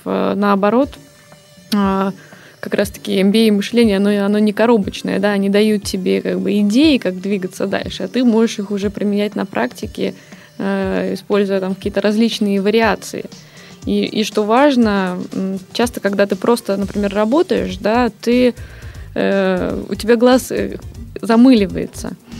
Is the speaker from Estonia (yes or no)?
yes; Tallinn, Harju County, Estonia; moved away as an adult; now in Saint Petersburg, Russia; Я просто сама из Сталина